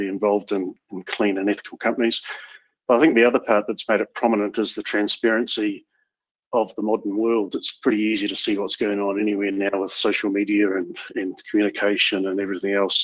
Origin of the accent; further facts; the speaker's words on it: New Zealand; My home country of New Zealand